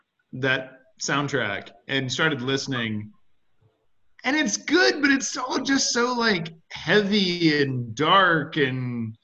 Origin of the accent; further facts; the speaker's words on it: Alabama, United States; Growing up in Alabama and having never been to either Disney